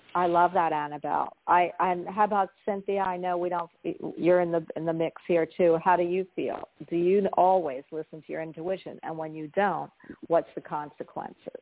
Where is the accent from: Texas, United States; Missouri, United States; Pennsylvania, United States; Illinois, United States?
Pennsylvania, United States; Philadelphia; moved away; also born or lived in Florida; I'm from Philly, so New York and New Jersey were my stomping ground.